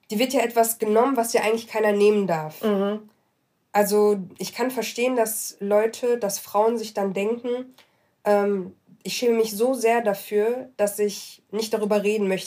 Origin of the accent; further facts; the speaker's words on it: Morocco; Ähm, ich bin Marokkanerin.